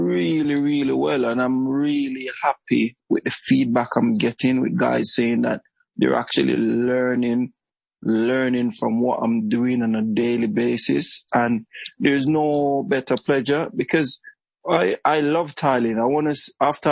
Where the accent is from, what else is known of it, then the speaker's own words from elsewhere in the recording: Portland, Jamaica; now in Essex, United Kingdom; I was born and raised in Jamaica